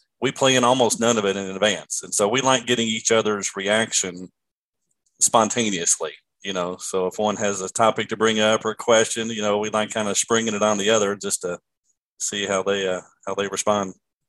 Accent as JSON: {"language": "English", "town": "Lexington", "region": "Kentucky", "country": "United States", "tie": "born or raised there", "said": "raised here in Lexington, Kentucky, where I live now"}